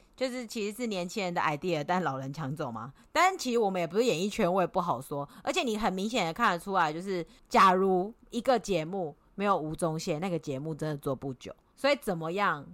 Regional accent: Taiwan; now in Australia; 我是台湾人，不是中国人

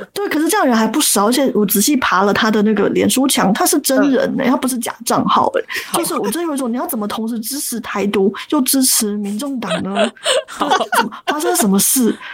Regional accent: Taiwan; 我是出生在不是都会区

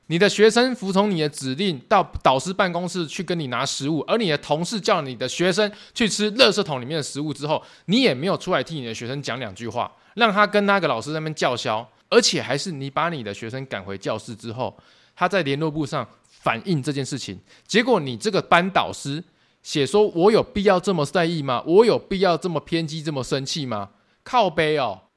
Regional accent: Tainan, Taiwan; 我本身也是住台南嘛， 我就是土生土长台南人， 啊， 现在在台南工作生活啦， 以后也会在台南养老啦

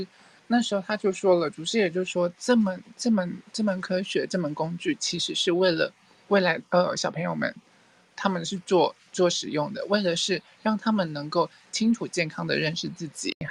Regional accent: Thailand; Chinese is a second language; 好，其实我是泰国人，

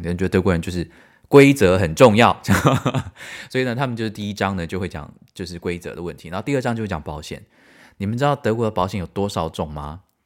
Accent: Taiwan; moved away as an adult; also born or lived in United States / United Kingdom / Cologne, Germany; now in Germany; 身为台湾人

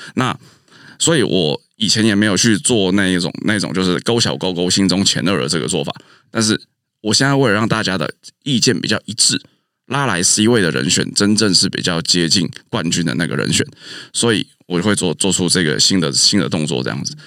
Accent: Taichung, Taiwan; moved away as an adult; also born or lived in Taipei; 暑假的时候回到台中

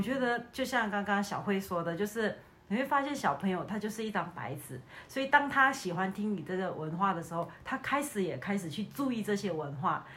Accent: Malaysia; now in Taiwan

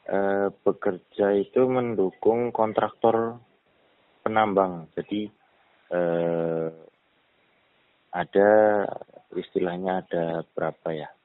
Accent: Banyumas, Central Java, Indonesia; Saya orang Banyumas Tulen.

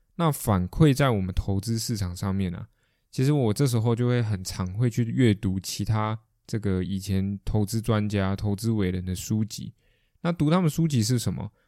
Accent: Taiwan; 我们台湾人

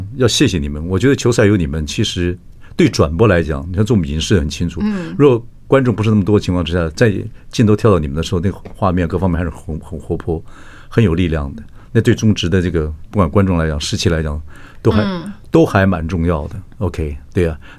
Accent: Northeast China, China; accent: Northeastern (Dongbei); 我有口音，我发不出这个音。 {S1} 对， {S0} 我有点东北腔，

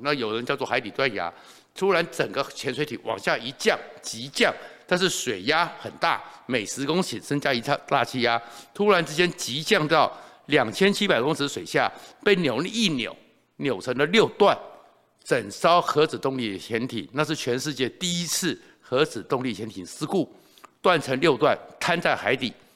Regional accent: Taiwan; 我们台湾人

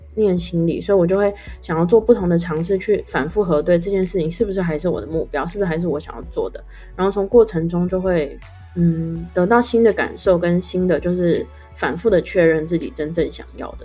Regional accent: Taitung, Taitung County, Taiwan; 因为我是在台东出生长大，所以其实我很多亲戚都是在台东的

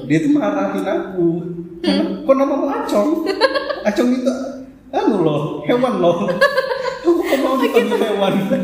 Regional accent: Sulawesi, Indonesia; moved away; aku kan aslinya dari Sulawesi

